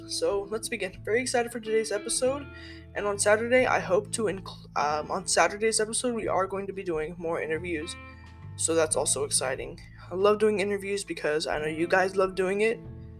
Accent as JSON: {"language": "English", "town": "Houston", "region": "Texas", "country": "United States", "said": "I'm from Houston"}